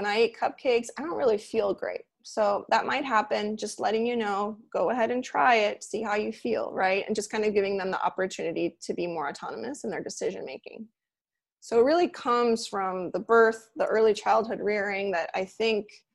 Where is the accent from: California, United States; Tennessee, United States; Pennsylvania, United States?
California, United States; Los Angeles; now in Miami, United States; I grew up in LA near Pasadena